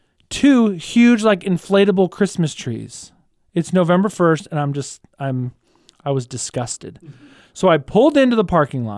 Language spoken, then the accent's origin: English; Kingwood, Texas, United States; So we have one right by the house where I grew up in Kingwood, Texas. Shout out to the Wood.